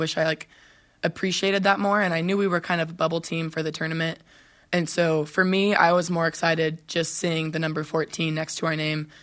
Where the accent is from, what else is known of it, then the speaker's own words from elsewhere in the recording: Southern California, United States; we are both from Southern California